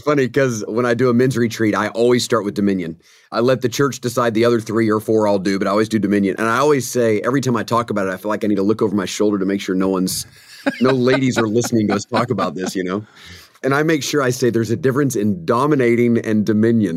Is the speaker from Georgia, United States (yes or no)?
yes; Atlanta, Georgia, United States; I grew up in the Atlanta, Georgia area